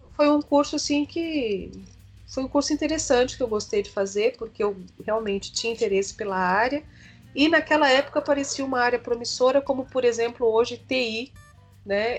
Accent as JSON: {"language": "Portuguese", "region": "São Paulo", "country": "Brazil", "tie": "born or raised there", "said": "Eu nasci em São Paulo, capital, hum. na zona norte de São Paulo, e hum. fiquei morando aqui até na casa dos meus 32 anos."}